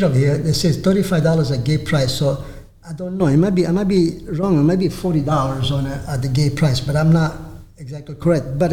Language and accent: English; Alessandria della Rocca, Sicily, Italy; now in Tampa, United States; Alessandria della Rocca, which is my hometown where I was born